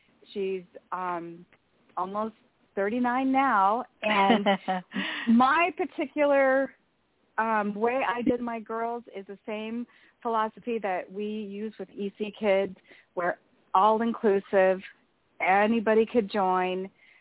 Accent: Arizona, United States; So I am from Arizona. In fact, I am in Scottsdale, Arizona right now.

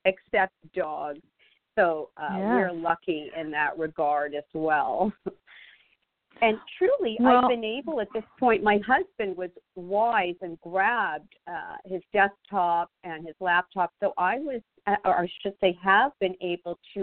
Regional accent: Montreal, Quebec, Canada; moved away as an adult; now in United States; I'm originally from Montreal, Canada, and actually lived there most of my life.

